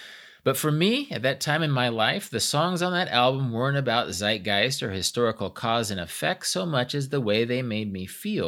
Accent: Kansas, United States; I grew up in Kansas

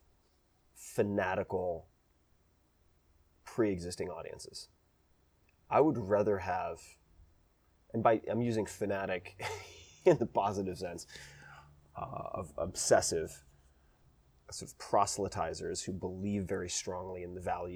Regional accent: Long Island, New York, United States; I'm from Long Island.

